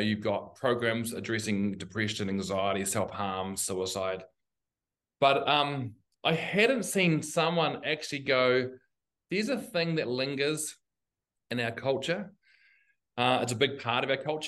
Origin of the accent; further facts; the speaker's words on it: Christchurch, Canterbury, New Zealand; I am currently in Otatahi, Christchurch. This is my hometown